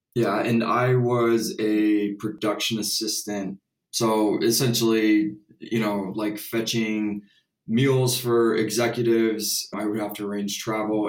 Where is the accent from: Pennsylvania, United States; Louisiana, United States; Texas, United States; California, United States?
Texas, United States; Houston; I'm from Houston